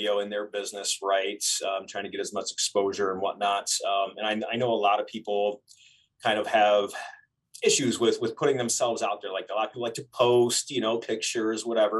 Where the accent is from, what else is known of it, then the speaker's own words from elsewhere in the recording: Lansing, Michigan, United States; moved away; I'm from Lansing, Michigan originally